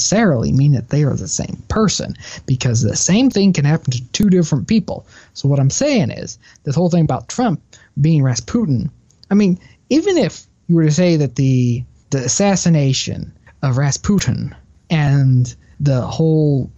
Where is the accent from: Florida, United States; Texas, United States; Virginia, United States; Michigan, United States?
Texas, United States; I'm from Texas